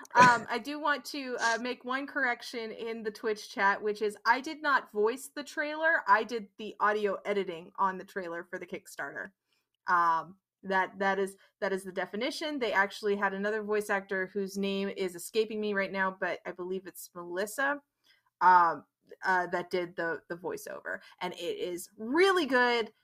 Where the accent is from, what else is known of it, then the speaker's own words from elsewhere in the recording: Netherlands; I grew up in the Netherlands